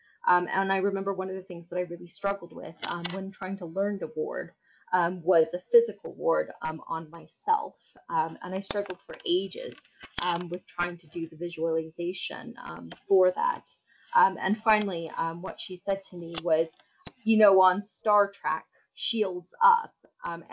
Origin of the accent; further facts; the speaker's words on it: Northern Kentucky, United States; moved away as an adult; now in North Wales, United Kingdom; ways into spirituality that weren't offered to me growing up in Kentucky